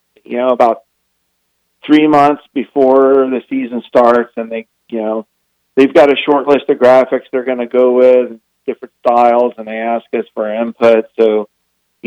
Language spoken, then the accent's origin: English; Florida, United States; also born or lived in Southern California; now in Idaho, United States; I'm originally from Florida